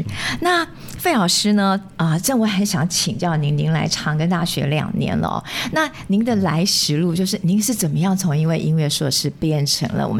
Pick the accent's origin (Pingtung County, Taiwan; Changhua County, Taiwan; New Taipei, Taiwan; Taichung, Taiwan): New Taipei, Taiwan; Yonghe; 我是永和人呢，我从小在永和长大的。